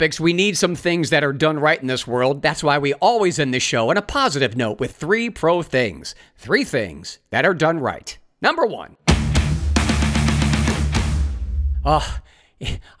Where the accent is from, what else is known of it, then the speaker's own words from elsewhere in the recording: Ohio, United States; my home state of Ohio